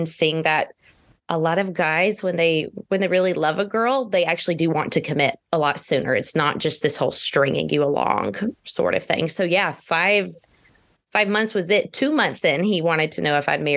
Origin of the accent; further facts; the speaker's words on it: Georgia, United States; I am from Georgia.